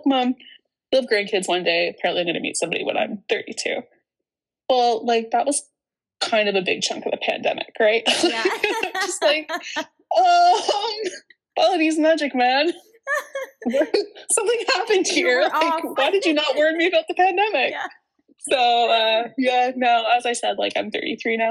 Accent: Canada; growing up in Canada

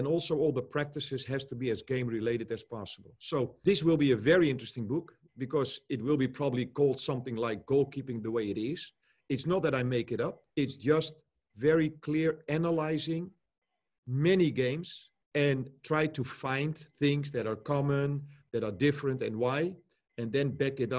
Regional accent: Netherlands; I grew up here in Holland as well

